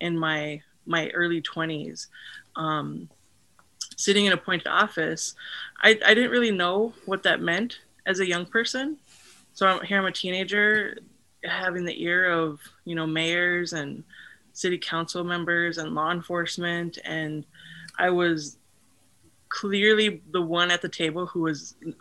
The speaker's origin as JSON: {"language": "English", "town": "Fargo", "region": "North Dakota", "country": "United States", "tie": "born or raised there", "lives_now": "Western North Dakota, United States", "said": "I grew up in Fargo, North Dakota"}